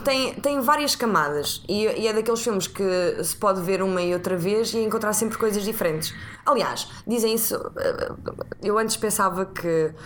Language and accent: Portuguese; Figueira da Foz, Coimbra District, Portugal; now in Lisbon, Portugal; tenho 31 anos, sou da Figueira da Foz, mas vivo em Lisboa